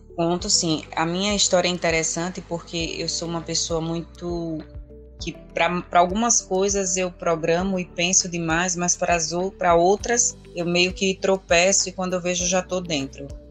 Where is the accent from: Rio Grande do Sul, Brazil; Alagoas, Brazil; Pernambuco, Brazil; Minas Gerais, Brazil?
Alagoas, Brazil; sou alagoana